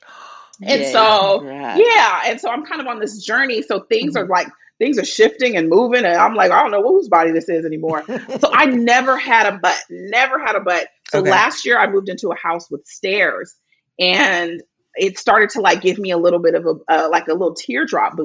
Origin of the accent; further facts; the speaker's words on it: Bay Area, California, United States; now in Los Angeles, United States; I grew up in the Bay Area